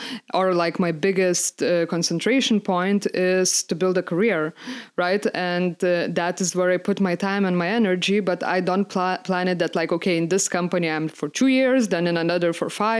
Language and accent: English; Lithuania; English is a second language; so I come from Lithuania